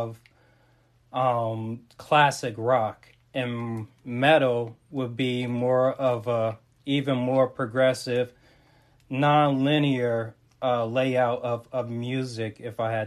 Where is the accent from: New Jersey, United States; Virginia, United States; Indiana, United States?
New Jersey, United States; Montclair; I'm repping from North Jersey. That is Montclair.